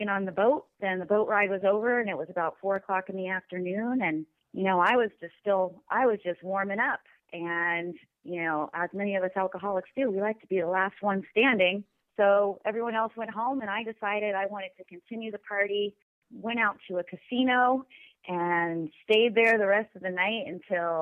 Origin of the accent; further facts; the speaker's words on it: Pacific Northwest, United States; I'm from the Pacific Northwest. I live in Washington State